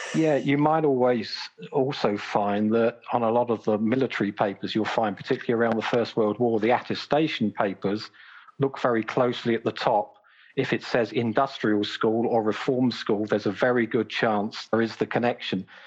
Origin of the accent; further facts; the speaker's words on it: Brighton, South East England, United Kingdom; my hometown of Brighton